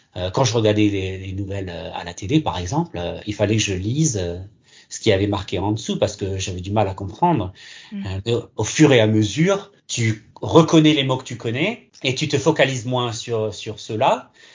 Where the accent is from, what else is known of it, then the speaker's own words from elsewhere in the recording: Alsace, Grand Est, France; also born or lived in Gironde, France; now in Sydney, Australia; je viens, en fait, de France, en Alsace. Je suis né en Gironde, par contre.